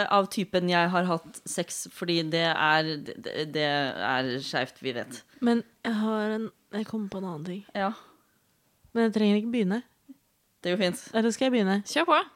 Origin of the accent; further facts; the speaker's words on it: Oslo, Norway; Jeg er 27 år gammel, ikke-binær og panseksuell. Jeg kommer fra Oslo.